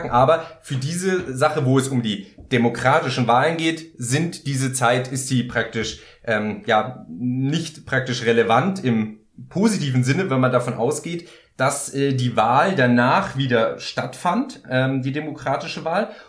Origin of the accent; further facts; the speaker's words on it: Baden-Württemberg, Germany; ich als Badener